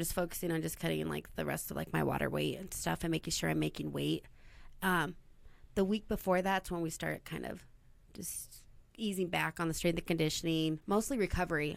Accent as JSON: {"language": "English", "town": "Burley", "region": "Idaho", "country": "United States", "tie": "born or raised there", "also_born_or_lived": "Twin Falls, Idaho", "said": "I was born and raised in Burley, Idaho."}